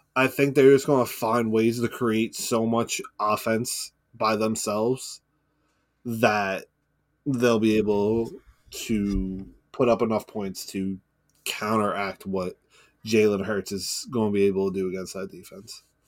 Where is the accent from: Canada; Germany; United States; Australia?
United States; New York; we grew up in New York